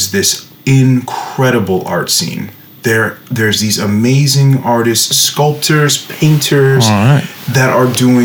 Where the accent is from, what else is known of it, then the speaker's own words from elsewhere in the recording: Kingston, New York, United States; now in Denmark; where I grew up in my hometown was Kingston, New York